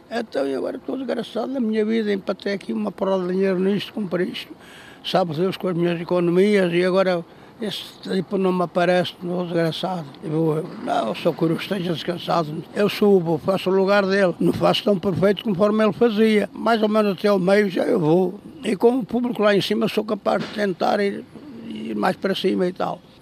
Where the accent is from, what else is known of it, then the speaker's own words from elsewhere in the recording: Mangualde, Viseu, Portugal; Eu sou natural de Mangualde